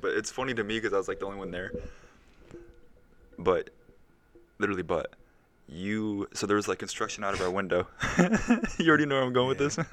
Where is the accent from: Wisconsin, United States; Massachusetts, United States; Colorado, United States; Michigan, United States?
Michigan, United States; Dearborn; I'm from Dearborn